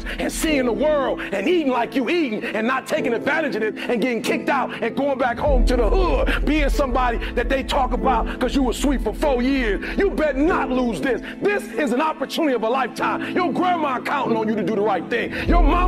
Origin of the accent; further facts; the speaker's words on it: Detroit, Michigan, United States; I'm from Detroit, homeless